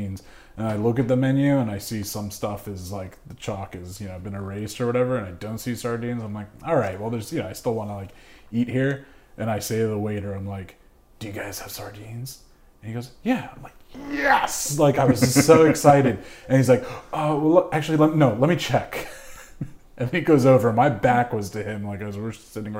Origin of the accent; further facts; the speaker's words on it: United States; maybe as an American